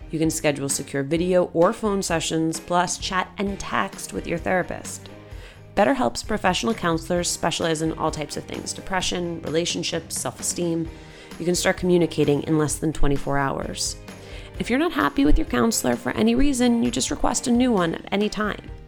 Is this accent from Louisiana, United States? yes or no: no; New Jersey, United States; being Latina and growing up in Jersey